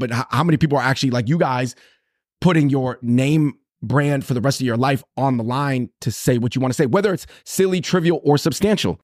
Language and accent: English; Seattle, Washington, United States; moved away as an adult; also born or lived in Los Angeles; now in New York, United States; growing up in Seattle